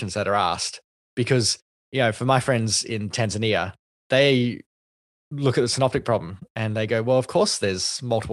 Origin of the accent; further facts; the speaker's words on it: Australia; one of the whitest names that you can have as a Asian Australian.